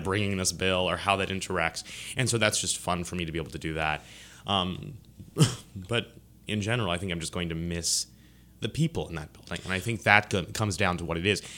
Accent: Lancaster, Pennsylvania, United States; now in Baton Rouge, United States; I grew up in, uh, Lancaster, Pennsylvania

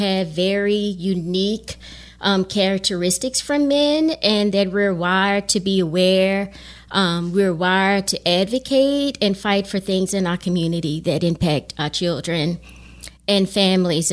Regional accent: Lafayette, Louisiana, United States; now in Baton Rouge, United States; I'm from Lafayette

